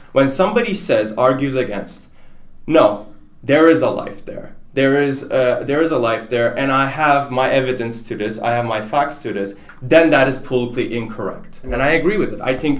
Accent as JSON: {"language": "English", "country": "Turkey", "second_language": "English", "lives_now": "United States", "said": "like I'm from Turkey, for example, and I had this discussion with my advisor"}